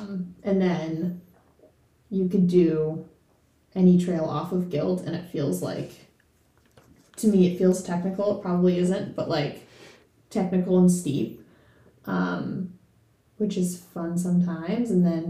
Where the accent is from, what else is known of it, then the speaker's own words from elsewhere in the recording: New York, United States; also born or lived in Pittsburgh; now in Chattanooga, United States; growing up in New York, I did run pretty much mostly all on trails.